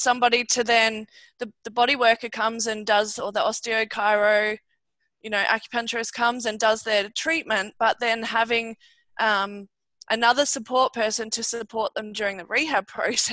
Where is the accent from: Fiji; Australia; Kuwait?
Australia; I'm a veterinarian from Australia